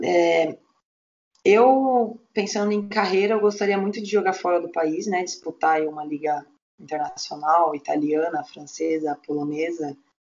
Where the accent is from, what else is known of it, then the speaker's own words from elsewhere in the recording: Curitiba, Paraná, Brazil; also born or lived in São Paulo; Eu, eu sou natural de São Paulo, né? E eu nadava quando era criança e eu vim bem nova para Curitiba, com oito anos.